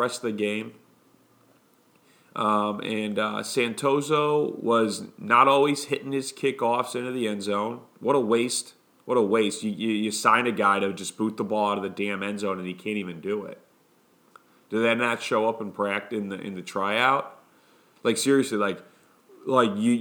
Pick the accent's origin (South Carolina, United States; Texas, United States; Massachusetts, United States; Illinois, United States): Illinois, United States; Chicago; now in Brooklyn, United States; Chicago born and raised, currently live in New York